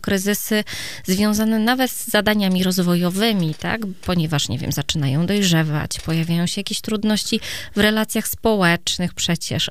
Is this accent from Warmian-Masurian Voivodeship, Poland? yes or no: yes; Iława, Warmian-Masurian Voivodeship, Poland; u mnie w Iławie akurat, tak, to małe miasto